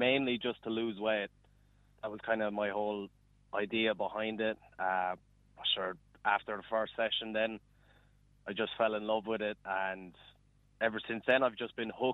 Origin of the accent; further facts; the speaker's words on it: Borrisoleigh, Munster, Ireland; I grew up in Borrisoleigh there, so just outside Thurles there in Tipperary